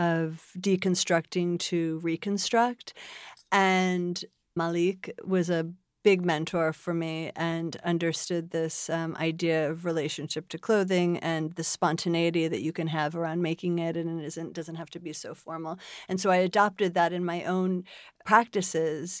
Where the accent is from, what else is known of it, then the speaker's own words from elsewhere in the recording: Buffalo, New York, United States; moved away as an adult; I was born in Buffalo, New York.